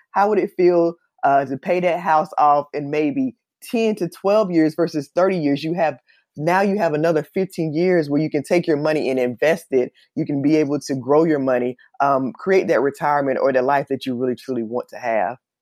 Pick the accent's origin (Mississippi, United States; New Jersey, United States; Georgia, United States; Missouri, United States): Georgia, United States; Columbus; moved away as an adult; also born or lived in Atlanta, Georgia; now in Los Angeles, United States; I'm actually from Columbus, Georgia, and I moved to Los Angeles, California